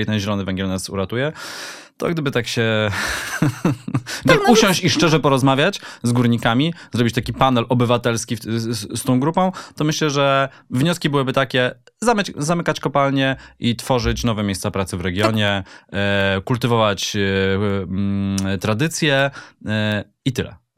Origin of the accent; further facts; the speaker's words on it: Katowice, Silesian Voivodeship, Poland; ja też jestem Ślązakiem, też z Katowic